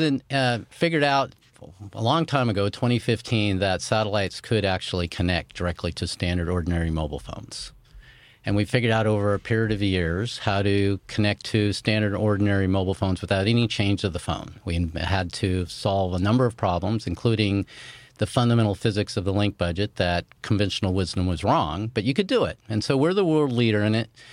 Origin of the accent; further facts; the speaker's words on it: Chico, California, United States; My hometown where I grew up in Chico, California